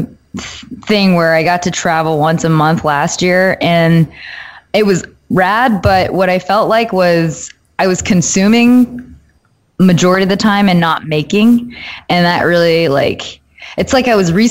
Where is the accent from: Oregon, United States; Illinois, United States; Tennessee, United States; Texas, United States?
Texas, United States; Austin; I grew up in Austin, and they had the Alamo Draft House